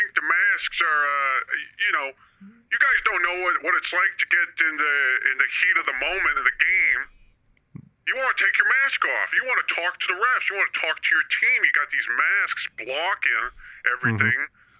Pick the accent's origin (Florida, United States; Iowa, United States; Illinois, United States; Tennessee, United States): Iowa, United States; Now I'm from Iowa, I just want to give a shout out to Bobby, my roommate from college